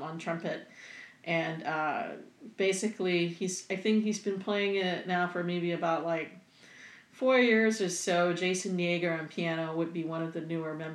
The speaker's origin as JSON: {"language": "English", "country": "Singapore", "moved": "yes", "said": "I am originally from Singapore"}